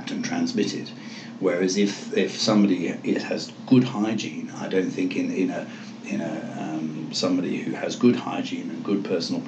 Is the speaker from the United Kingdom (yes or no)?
yes; England, United Kingdom; moved away; I come from England